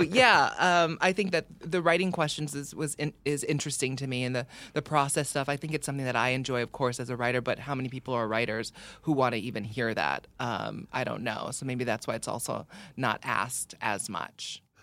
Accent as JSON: {"language": "English", "region": "Hawaii", "country": "United States", "tie": "born or raised there", "said": "growing up in Hawaii"}